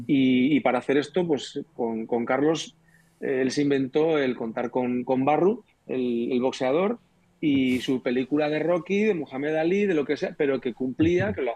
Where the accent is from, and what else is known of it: Spain; also born or lived in Andalusia